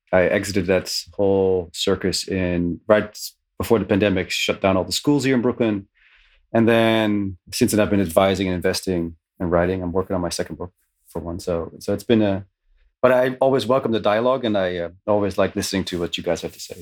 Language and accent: English; Netherlands; moved away as an adult; now in New York, United States; I'm originally from the Netherlands. I escaped twenty years ago